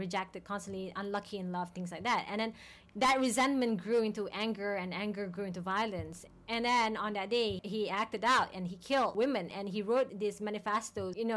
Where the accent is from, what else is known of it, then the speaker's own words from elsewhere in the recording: Malaysia; growing up in Malaysia, we were taught when we were younger